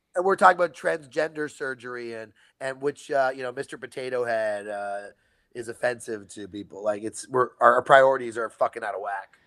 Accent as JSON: {"language": "English", "country": "Canada", "moved": "yes", "lives_now": "California, United States", "said": "I'm Canadian"}